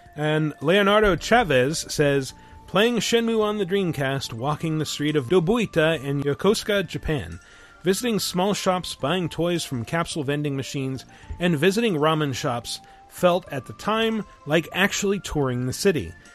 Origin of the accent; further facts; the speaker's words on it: Toronto, Ontario, Canada; I'm from Toronto